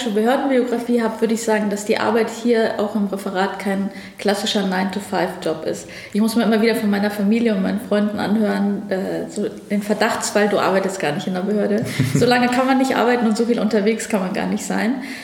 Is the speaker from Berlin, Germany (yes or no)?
yes; Berlin, Germany; Wir sind da sehr privilegiert groß geworden. Also ich bin hier in Berlin dann auch zur Schule gegangen, habe hier mein Abitur gemacht, habe hier Jura studiert